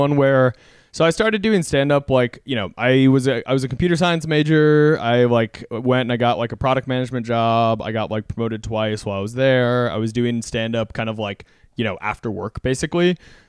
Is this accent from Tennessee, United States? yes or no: no; Texas, United States; And like, I'm from Texas.